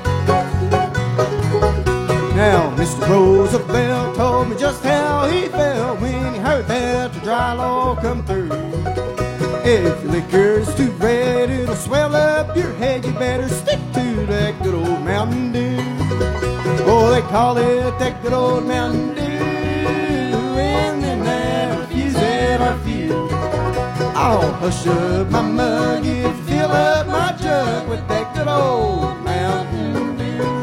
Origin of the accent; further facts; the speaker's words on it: Batesville, United States; I'm from Batesville